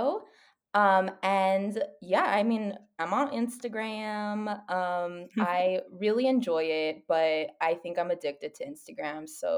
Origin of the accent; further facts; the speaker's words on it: El Paso, Texas, United States; I'm from El Paso, Texas, which is a border city.